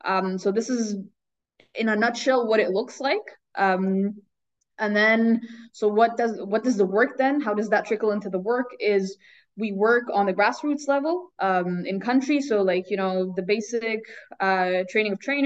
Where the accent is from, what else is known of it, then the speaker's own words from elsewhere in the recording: Egypt; moved away as an adult; now in Eschborn, Germany; I grew up in Egypt